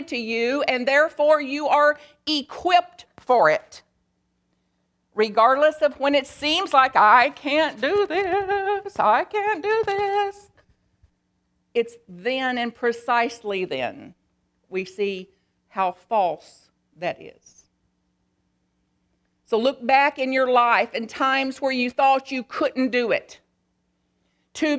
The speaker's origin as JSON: {"language": "English", "town": "Bug Tussle", "region": "Kentucky", "country": "United States", "said": "I am from Bug Tussle, Kentucky"}